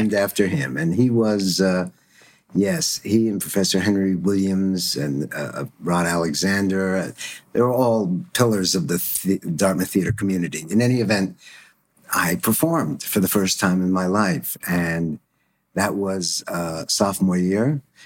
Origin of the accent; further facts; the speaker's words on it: Stuttgart, Baden-Württemberg, Germany; moved away; I was born in Stuttgart after the war